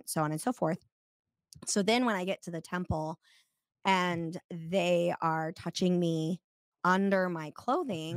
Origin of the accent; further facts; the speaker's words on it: Snowflake, Arizona, United States; I grew up in Snowflake, Arizona